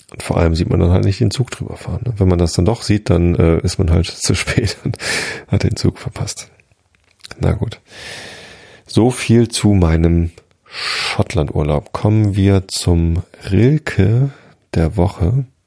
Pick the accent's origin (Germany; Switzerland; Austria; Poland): Germany; Northern Germany; Norddeutschland ist auch schön. Ich mag auch meine Heimat